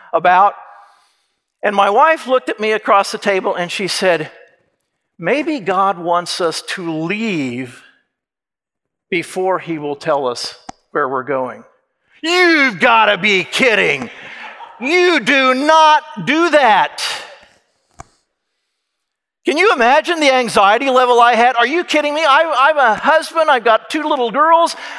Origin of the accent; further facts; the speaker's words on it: Kansas, United States; moved away as an adult; also born or lived in Indiana; I was from Kansas.